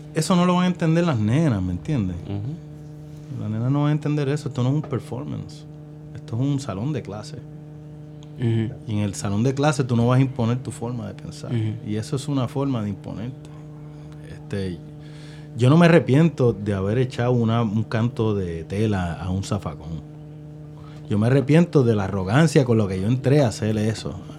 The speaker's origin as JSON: {"language": "Spanish", "town": "Carolina", "country": "Puerto Rico", "said": "yo soy de Carolina"}